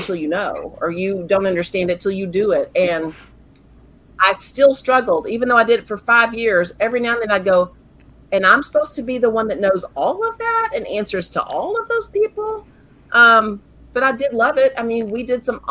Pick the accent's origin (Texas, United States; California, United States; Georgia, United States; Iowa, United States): Texas, United States; Central; I was born and raised here in Central Texas